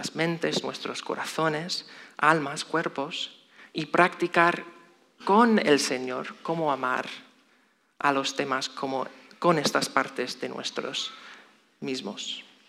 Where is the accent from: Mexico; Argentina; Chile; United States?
United States; Chicago, Illinois; moved away; soy de Estados Unidos, específicamente Chicago